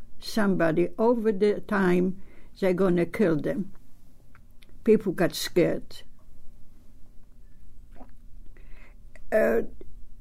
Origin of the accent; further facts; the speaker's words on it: Poland; English is a second language; moved away as an adult; I was born in Poland, and I have a family of seven people